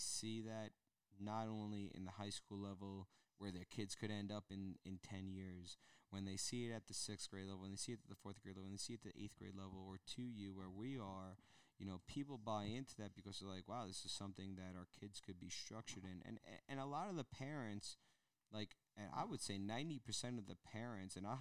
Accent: Long Island, New York, United States; moved away; we're all from Long Island. Three of us from Long Island here.

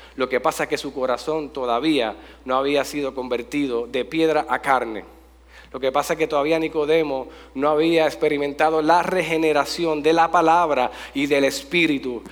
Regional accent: Jayuya, Puerto Rico; gracias por visitar mi pueblo

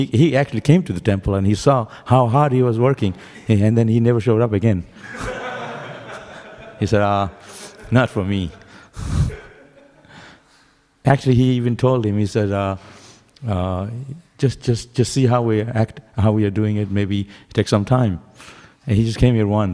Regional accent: Santipur, West Bengal, India; I'm from Mayapur, ISKCON Mayapur, very near, Santipur. That's where I was born

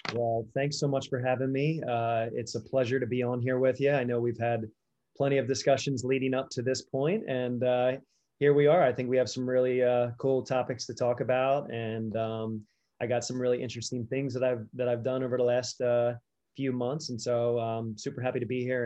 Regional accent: Delaware, United States; I was born and raised in Delaware

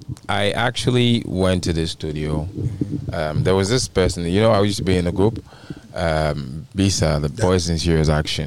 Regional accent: Accra, Greater Accra, Ghana; also born or lived in Eastern Region, Ghana; No, I was actually born in Accra.

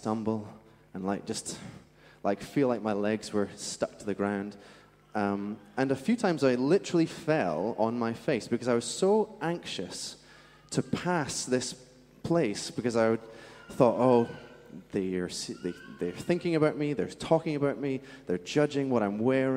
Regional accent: Scotland, United Kingdom; accent: Scottish; moved away; where I'm from in Scotland, by the way, that's where my accent's from, there was these benches in the middle of our town

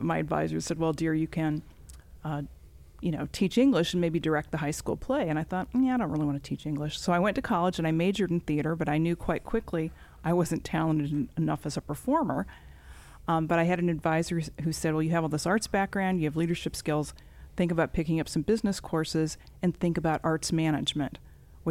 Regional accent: northeastern Ohio, United States; moved away as an adult; now in South Carolina, United States; I grew up in northeastern Ohio, as some people call it, the snow belt

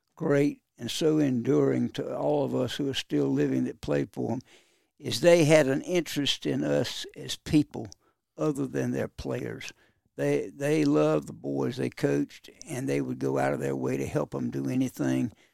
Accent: Kinston, North Carolina, United States; I'm very proud of my hometown

